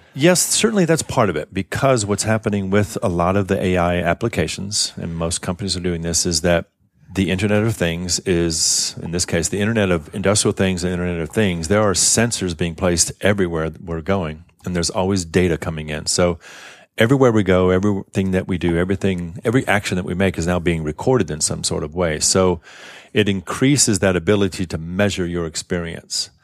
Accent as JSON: {"language": "English", "town": "New Orleans", "region": "Louisiana", "country": "United States", "also_born_or_lived": "Tokyo, Japan", "moved": "yes", "lives_now": "San Francisco Bay Area, United States", "said": "I'm from New Orleans originally, and I remember moving out here from New Orleans"}